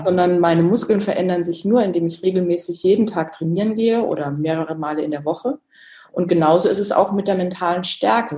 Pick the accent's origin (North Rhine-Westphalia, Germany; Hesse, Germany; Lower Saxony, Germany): Hesse, Germany; Kassel; Das war alles in Kassel, wo ich gebürtig herkomme